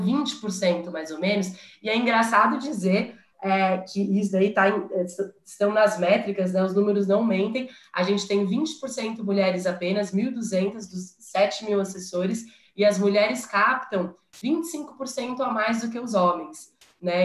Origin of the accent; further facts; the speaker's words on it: São Paulo, Brazil; also born or lived in United States; sou de São Paulo